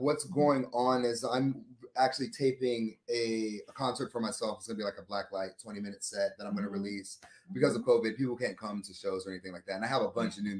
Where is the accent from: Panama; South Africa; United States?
Panama; Coco Solo, Colón; born there; I'm a military brat. I was born in Panama, or Cocosolo, Panama, the country